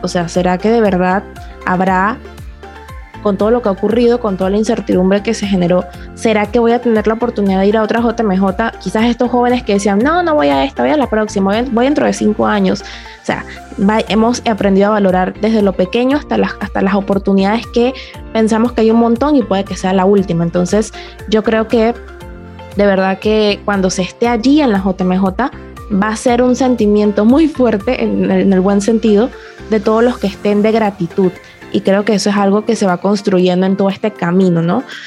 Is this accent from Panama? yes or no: yes; Panama; aquí en Panamá no puedo decir mucho porque era como que súper acostumbrada a todo lo que estaba viendo, era en mi país